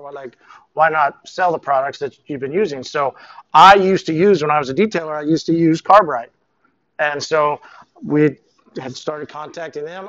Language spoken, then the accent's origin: English; Tulsa, Oklahoma, United States; I was working um, here in Tulsa. I'm from Tulsa.